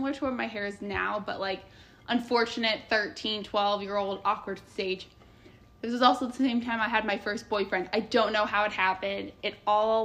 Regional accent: Indiana, United States; moved away as an adult; I was disgustingly nice from Indiana at an East Coast school

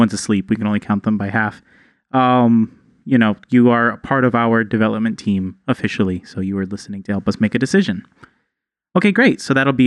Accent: Texas, United States; I'm from Texas

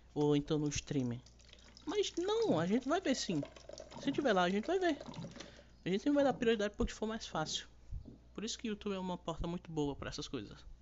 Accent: Brazil; E mesmo eu que sei espanhol e que sou brasileiro

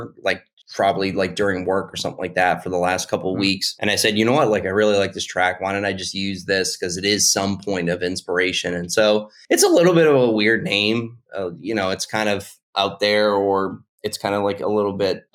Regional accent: Boston, Massachusetts, United States; now in Charleston, United States; I come from Boston, Massachusetts, and now I live in Charleston, South Carolina

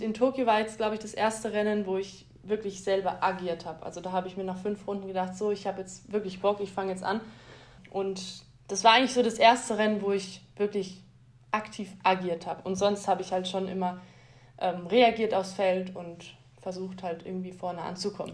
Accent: Augsburg, Bavaria, Germany; ich bin in Augsburg geboren

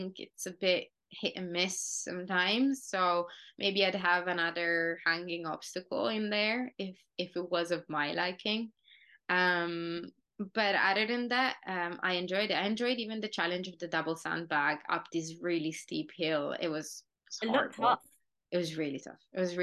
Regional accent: Italy; moved away; also born or lived in United Kingdom; I think, an hour or something from my hometown.

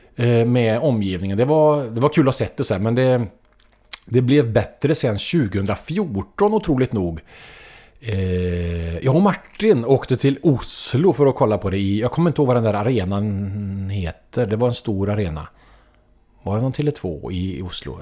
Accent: Trollhättan, Västra Götaland, Sweden; min hemstad Trollhättan

